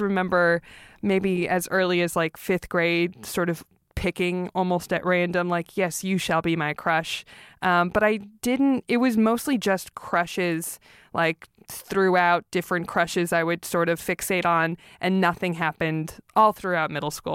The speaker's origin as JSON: {"language": "English", "town": "Los Angeles", "region": "California", "country": "United States", "tie": "born or raised there", "said": "I grew up in North Hollywood"}